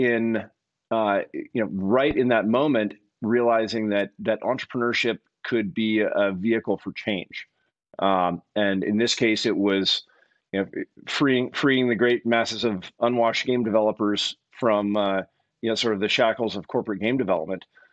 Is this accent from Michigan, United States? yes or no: no; Eugene, Oregon, United States; also born or lived in Berkeley, California; I actually grew up here in Eugene, Oregon